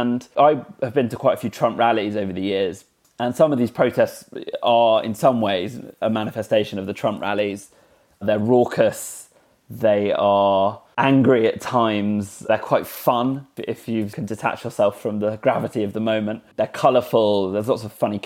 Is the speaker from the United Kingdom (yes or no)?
yes; United Kingdom; as a Brit